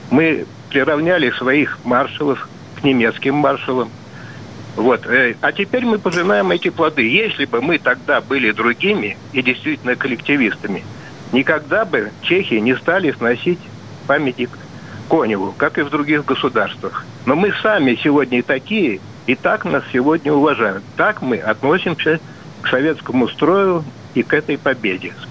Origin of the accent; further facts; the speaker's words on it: Moscow, Russia; из Москвы.